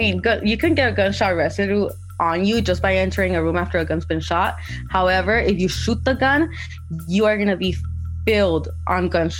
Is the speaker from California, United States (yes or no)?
yes; Inglewood, California, United States; That's the LA culture, especially for a young African-American male. Growing up in Inglewood, you know, that is the root of so many gangs right there.